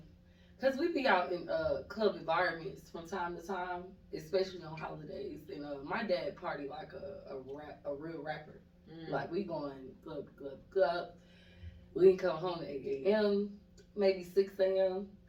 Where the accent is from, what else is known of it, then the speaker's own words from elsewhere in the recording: Atlanta, Georgia, United States; I was born and raised here in Atlanta, Georgia. I'm a Grady baby.